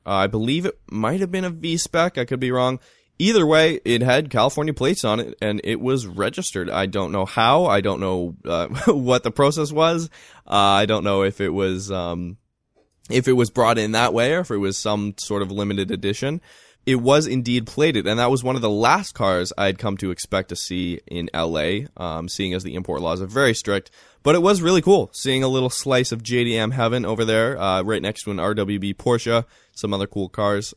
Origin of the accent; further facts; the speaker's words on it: Vancouver, British Columbia, Canada; growing up in Vancouver